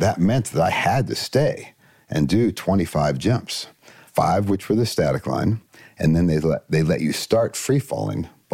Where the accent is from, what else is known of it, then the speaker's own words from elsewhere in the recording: Columbus, Ohio, United States; Mostly in Columbus, Ohio